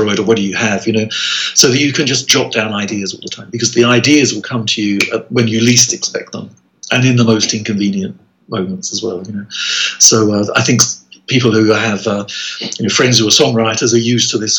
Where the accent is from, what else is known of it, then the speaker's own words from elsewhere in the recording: Medway Towns, South East England, United Kingdom; I was born in the Medway Towns, which is a little conurbation of towns, about 40 miles southeast of London